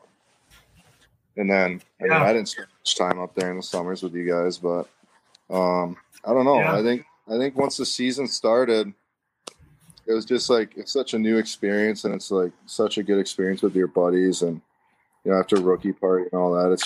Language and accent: English; Burnsville, Minnesota, United States; growing up in Burnsville, there's this place across the parking lot from the arena